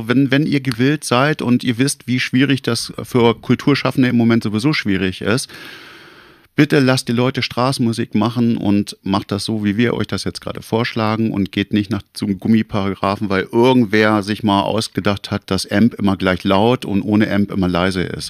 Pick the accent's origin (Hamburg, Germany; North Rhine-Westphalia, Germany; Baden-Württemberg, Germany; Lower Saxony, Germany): Lower Saxony, Germany; Hameln; bei uns in Hameln